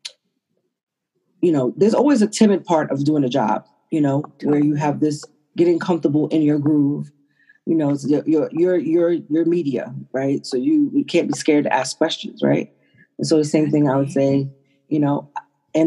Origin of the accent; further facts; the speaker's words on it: New York City, New York, United States; moved away; I'm from New York originally